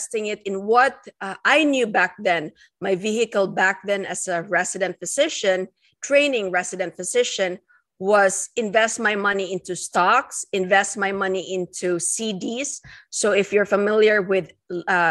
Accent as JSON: {"language": "English", "country": "Philippines", "moved": "as an adult", "lives_now": "United States", "said": "I am an immigrant. I came from the Philippines. And coming in here in 2004 to start my residency training program"}